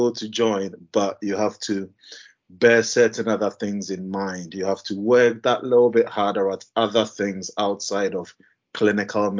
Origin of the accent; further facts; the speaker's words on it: Ghana; moved away as an adult; also born or lived in Leeds, United Kingdom / Bradford, United Kingdom; now in United Kingdom; I'm originally from Ghana